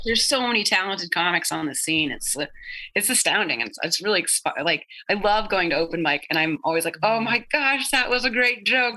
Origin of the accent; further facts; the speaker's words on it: Idaho, United States; growing up in Idaho